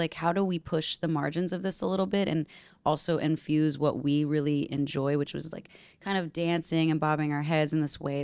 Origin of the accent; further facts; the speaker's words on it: Nashville, Tennessee, United States; my first adult experience living in my hometown by myself in my own house.